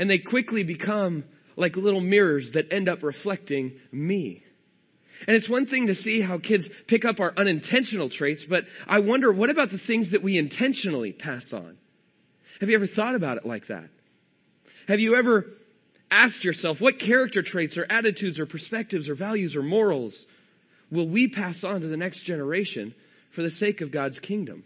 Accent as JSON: {"language": "English", "region": "California", "country": "United States", "said": "I'm from California. I don't have a Texas accent."}